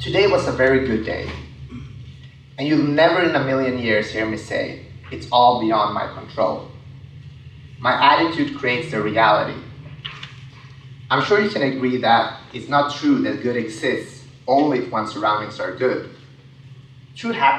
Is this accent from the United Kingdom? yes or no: no; Sweden; I grew up in Sweden, so I'm an immigrant